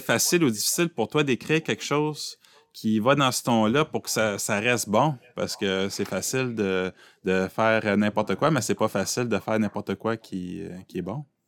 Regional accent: Aylmer, Quebec, Canada; je viens d'Elmer

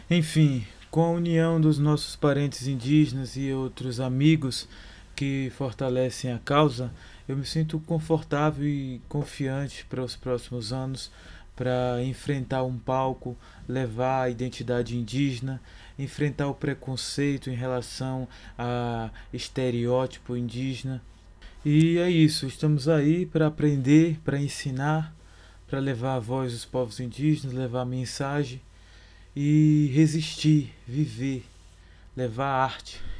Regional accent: Bahia, Brazil; now in São Paulo, Brazil; Como eu vim da Bahia já com um clipe gravado, porém não lançado, é, a gente fez essa ponte de lançar o clipe juntamente com o financiamento coletivo

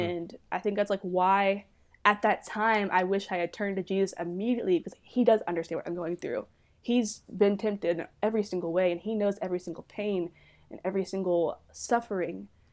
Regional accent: Dallas, Texas, United States; I'm from the Dallas, Texas area.

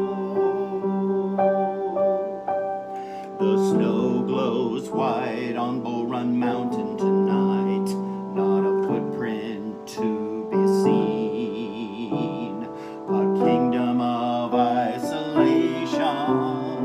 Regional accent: Kansas, United States; moved away; I grew up in Kansas, farmland

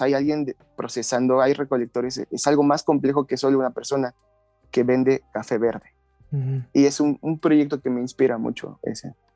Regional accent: Mexico; now in Mexico City, Mexico; yo no soy de aquí de la Ciudad de México, yo soy de un lugar entre Hidalgo y la Ciudad de México

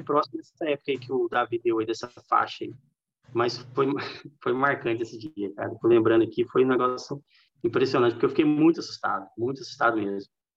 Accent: Minas Gerais, Brazil; also born or lived in São Paulo, São Paulo, Brazil; eu sou mineiro mesmo, porque o comportamento em casa, a cultura é tudo de Minas

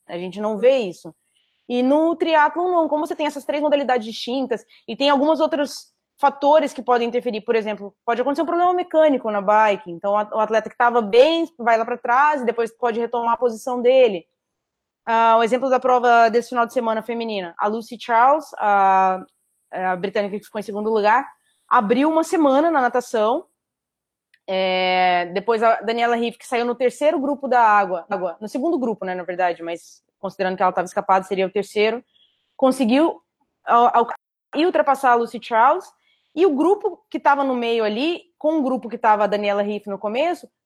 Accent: Florianópolis, Santa Catarina, Brazil; Eu ganhei na edição inaugural da prova, em 2014 é, que foi em Floripa até, foi na minha terra.

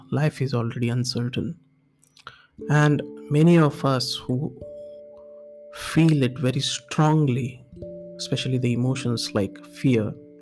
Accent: India; moved away as an adult; also born or lived in Singapore; I'm from India

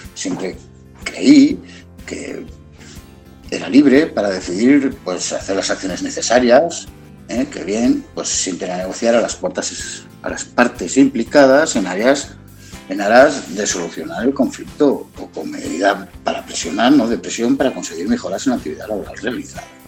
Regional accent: Barcelona, Catalonia, Spain; also born or lived in Montseny; soy de Barcelona, nacido, he vivido 40 años en la capital, 10 años más en el Montseny, es decir, que soy catalán

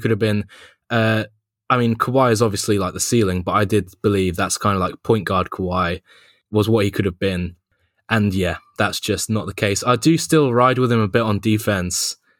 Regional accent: London, United Kingdom; I'm from London, if you can't tell

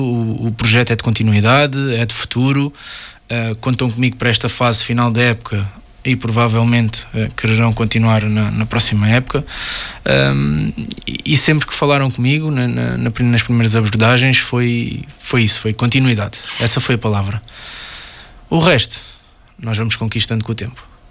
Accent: Portugal; enquanto português

